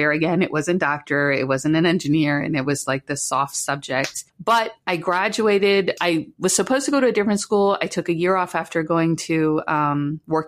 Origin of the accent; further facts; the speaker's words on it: Washington, D.C. area, Loudoun County, Virginia, United States; also born or lived in McLean, Virginia; I grew up in Washington, D.C. area. I was born in Holy Cross Hospital, lived in Virginia the most of my life